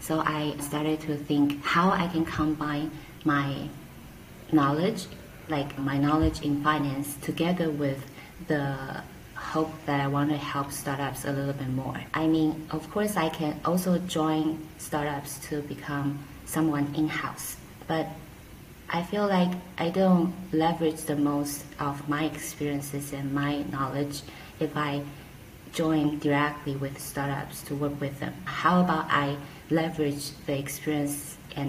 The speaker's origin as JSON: {"language": "English", "country": "Taiwan", "also_born_or_lived": "Hong Kong", "moved": "as an adult", "lives_now": "Taipei, Taiwan", "said": "go back to Taiwan as Taiwanese"}